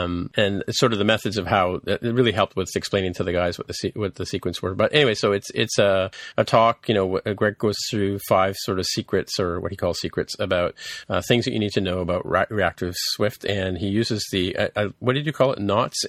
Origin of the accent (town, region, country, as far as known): England, United Kingdom